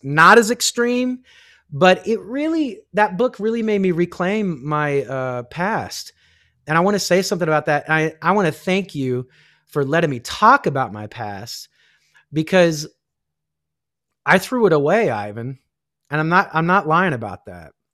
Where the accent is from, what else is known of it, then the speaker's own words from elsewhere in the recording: Kansas, United States; I grew up in Kansas